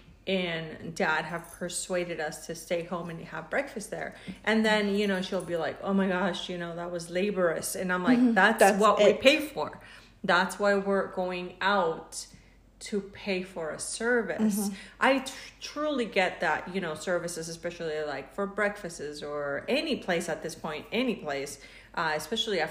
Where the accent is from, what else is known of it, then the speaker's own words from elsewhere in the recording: Mexico; now in United States; I'm Mexican, but I've been living in the United States